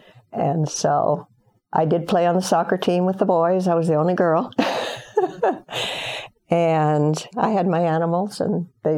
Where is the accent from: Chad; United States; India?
Chad; Overall, it was a fun growing up in Chad.